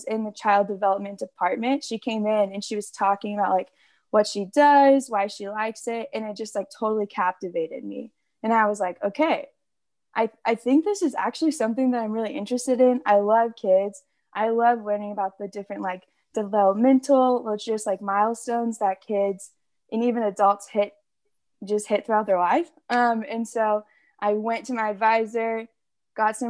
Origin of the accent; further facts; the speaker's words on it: Austin, Texas, United States; I'm from Texas. I actually grew up in Austin for most of my life